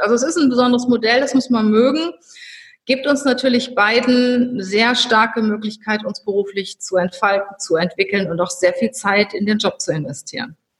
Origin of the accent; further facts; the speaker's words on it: North Rhine-Westphalia, Germany; now in Cologne, Germany; als Rheinländer ins Schwabenland zu gehen